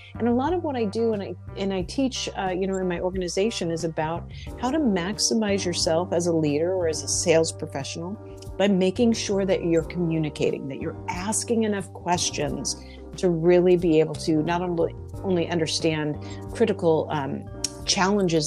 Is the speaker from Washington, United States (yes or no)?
yes; Spokane, Washington, United States; now in Philadelphia, United States; I'm from Spokane, Washington, but I live in Philadelphia at the moment